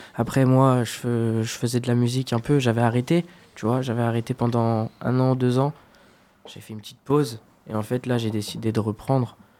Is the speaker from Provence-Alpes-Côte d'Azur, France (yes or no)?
no; Fontenay-le-Comte, Pays de la Loire, France; je suis de Fontenay-le-Comte en Vendée